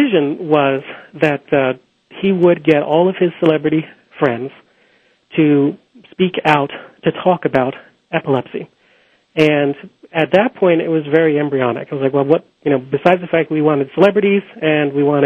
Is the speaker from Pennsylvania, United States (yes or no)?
yes; Philadelphia, Pennsylvania, United States; Philadelphia, which is my hometown